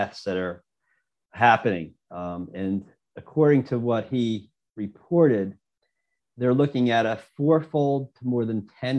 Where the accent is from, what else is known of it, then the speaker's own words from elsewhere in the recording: New Jersey, United States; my home state in New Jersey